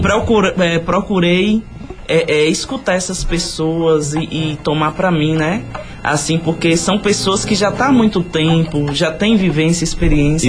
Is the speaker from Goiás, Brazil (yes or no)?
no; Bom Jesus da Lapa, Bahia, Brazil; eu sou nascida e criada na Nova Brasília